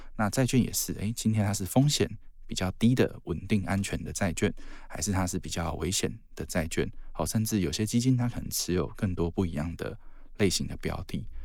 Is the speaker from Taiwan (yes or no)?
yes; southern Taiwan, Taiwan; now in northern Taiwan; 像我小时候是在，呃，南部长大